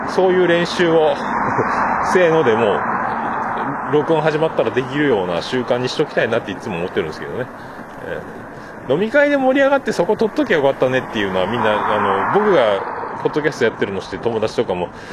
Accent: Kyushu, Japan; also born or lived in Fukuoka; 猫やんと僕は九州人

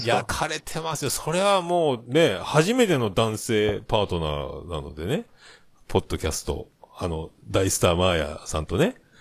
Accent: Kyushu, Japan; 九州人だからかな

